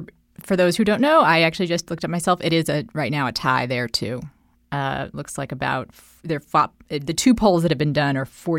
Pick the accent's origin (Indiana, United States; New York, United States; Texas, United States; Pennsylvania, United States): Texas, United States; because it's my home state